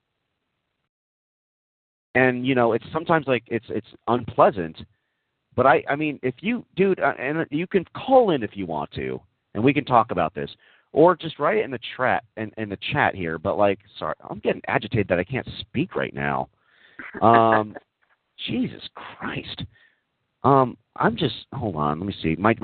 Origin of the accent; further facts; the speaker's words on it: Texas, United States; moved away; Yeah, I grew up in Texas. I did grow up in Texas